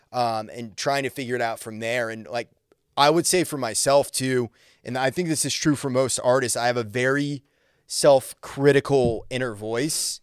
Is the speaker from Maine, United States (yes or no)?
yes; Maine, United States; moved away; also born or lived in Nashville; originally from Maine